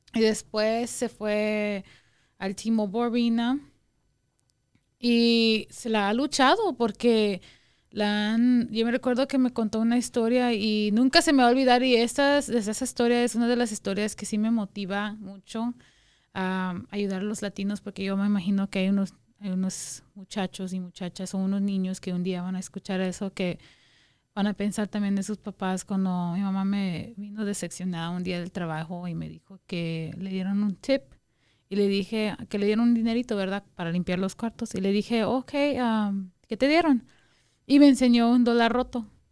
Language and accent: Spanish; Guatemala; also born or lived in Wyoming, United States; now in Las Vegas, United States; Soy guatemalteca, como dijo Jason, nosotros somos guatemaltecos